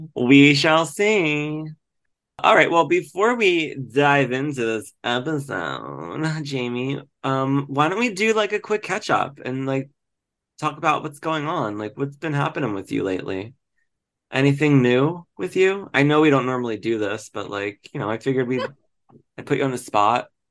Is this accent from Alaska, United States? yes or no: no; Delco, Pennsylvania, United States; moved away; also born or lived in Glenolden, Pennsylvania; I'm from Delco and I, you know, lived in Glenolden